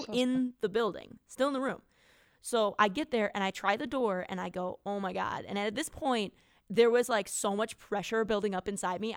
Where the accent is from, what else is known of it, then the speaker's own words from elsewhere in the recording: near Gibraltar Rock, driftless area of Wisconsin, United States; moved away; this place uh, that's sort of near my hometown that is called Gibraltar Rock